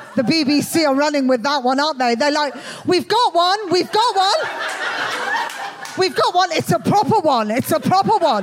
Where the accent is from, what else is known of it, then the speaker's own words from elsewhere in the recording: Birmingham, West Midlands, United Kingdom; accent: Birmingham; moved away as an adult; I was brought up in Birmingham. Um, obviously, I, I, don't live there anymore